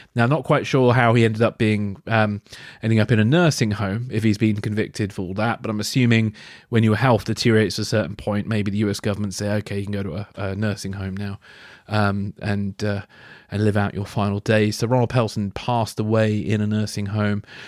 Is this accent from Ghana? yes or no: no; United Kingdom; Oleg Gordievsky, who used to live in my hometown